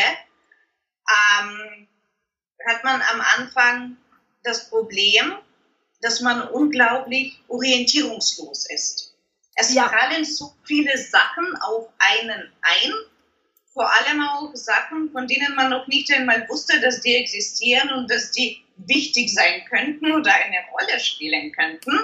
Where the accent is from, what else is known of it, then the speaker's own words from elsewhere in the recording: Germany; bei uns in Deutschland